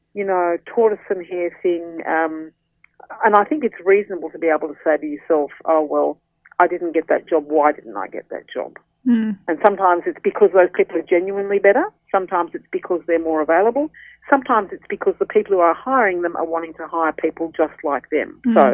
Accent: Australia; I'm an Australian, born and bred.

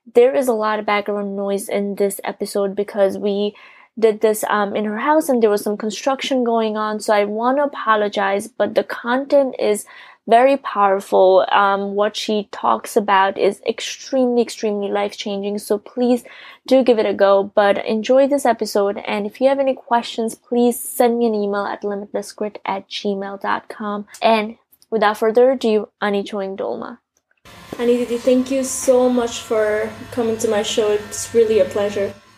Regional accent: Nepal; I was born and raised in Nepal

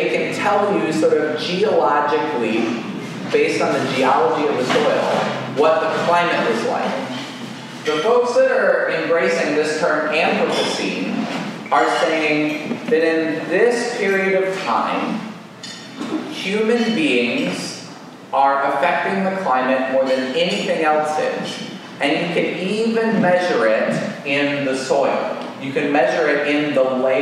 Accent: Colorado, United States; I grew up in Colorado

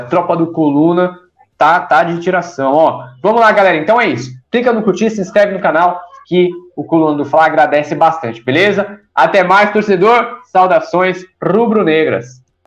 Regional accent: Mata Grande, Alagoas, Brazil; Alô, galera lagoana, minha terra, para quem não sabe, sou lá de Mata Grande, Alagoas

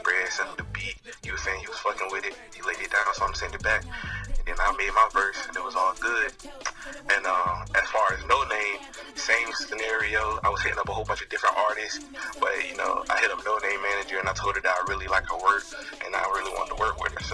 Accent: Chesapeake, Virginia, United States; I'm from Chesapeake, South Florida

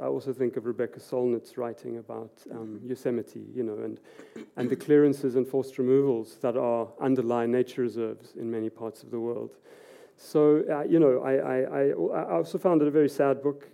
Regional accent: South Africa; also born or lived in Edinburgh / Oslo; as a South African

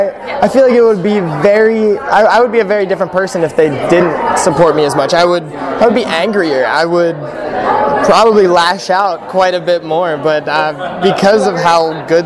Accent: Pittsburgh, Pennsylvania, United States; I'm from Pittsburgh, Pennsylvania.

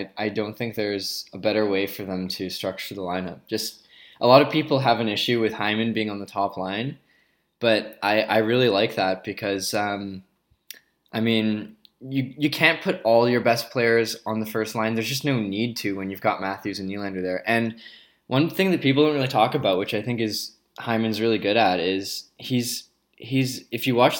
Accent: Ottawa, Ontario, Canada; born or raised there; also born or lived in Vancouver

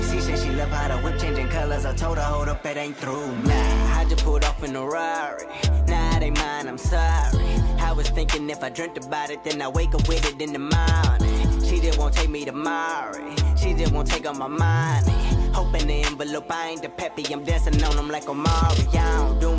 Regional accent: Houston, Texas, United States; also born or lived in California / Galveston; I was born in California. I stayed there for, till I was like two or three. Then I moved to moved back to Galveston. And then I moved to Houston when I was five

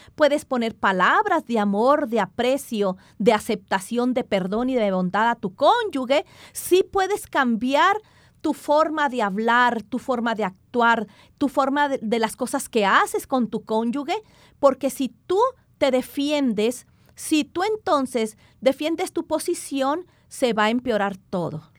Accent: Mexico; now in Colombia; yo soy mexicana

